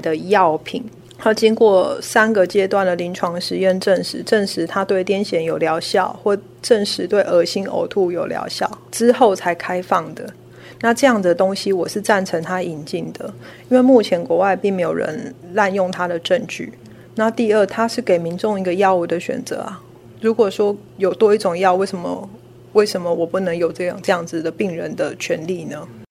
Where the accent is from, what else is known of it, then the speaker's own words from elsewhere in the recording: Taiwan; 我们台湾这边